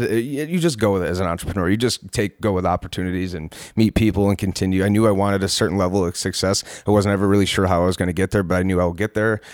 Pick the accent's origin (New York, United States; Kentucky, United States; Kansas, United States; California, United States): New York, United States; Palmyra; also born or lived in Rochester, New York; I was born and raised in Palmyra, New York.